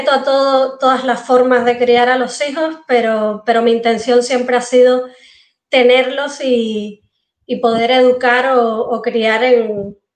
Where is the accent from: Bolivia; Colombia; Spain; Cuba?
Cuba; yo estudié ingeniería civil, o sea, en La Habana, porque soy cubana, y ahí empecé a trabajar.